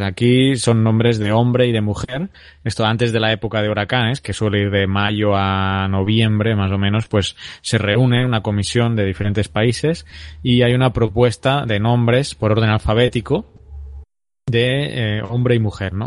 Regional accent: Terrassa, Catalonia, Spain; en mi ciudad, en Tarrasa, que es donde mi ciudad natal

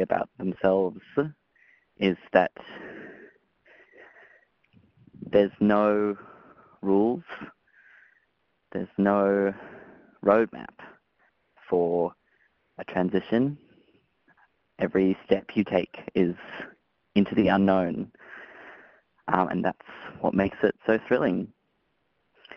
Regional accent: Melbourne, Victoria, Australia; I'm from Melbourne

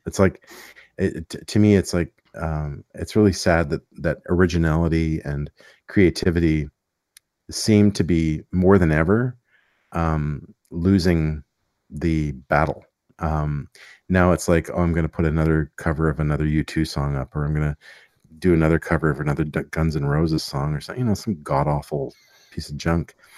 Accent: Montreal, Quebec, Canada; I grew up in Montreal, so it was a pretty cool place to grow up

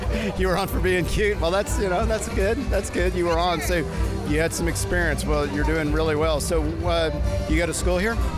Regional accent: Houston, Texas, United States; I'm from Houston

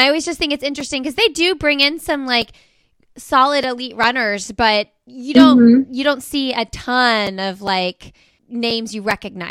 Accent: Indiana, United States; moved away as an adult; now in Raleigh, United States; I lived in Indiana my whole life.

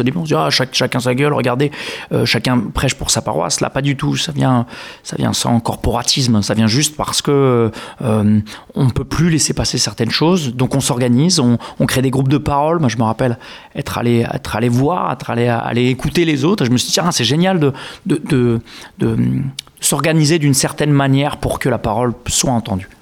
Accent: Grasse, Provence-Alpes-Côte d'Azur, France; now in Langon, France; Je suis né à Grasse

